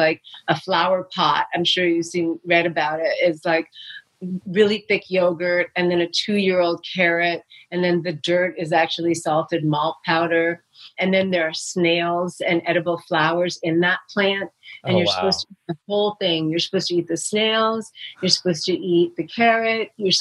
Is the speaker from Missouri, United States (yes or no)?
no; New York City, New York, United States; when I grew up in New York City